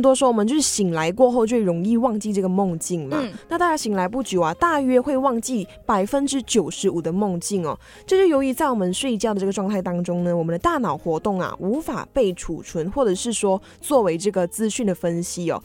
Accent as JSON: {"language": "Chinese", "country": "Malaysia", "moved": "yes", "lives_now": "Taiwan", "said": "跟我们马来西亚人也是会在，诶，台湾很常会想要吃的食物"}